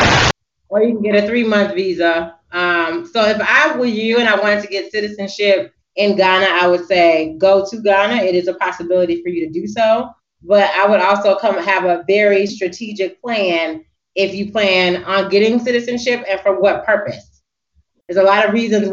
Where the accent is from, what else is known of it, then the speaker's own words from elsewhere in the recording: United States; being an American and speaking in Africa